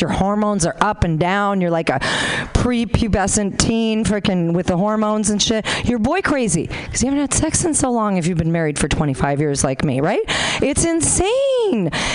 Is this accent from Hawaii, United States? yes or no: yes; Honolulu, Hawaii, United States; moved away as an adult; now in Sacramento, United States; I'm originally from Honolulu